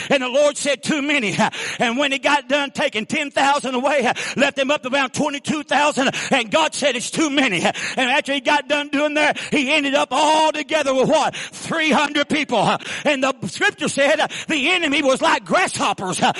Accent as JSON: {"language": "English", "region": "Missouri", "country": "United States", "said": "I'm from Missouri, stubborn, show me state."}